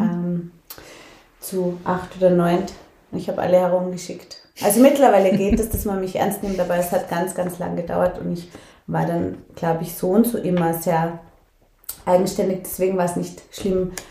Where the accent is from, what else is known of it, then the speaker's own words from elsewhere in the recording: Linz, Upper Austria, Austria; moved away; ich bin aufgewachsen voll in der Stadt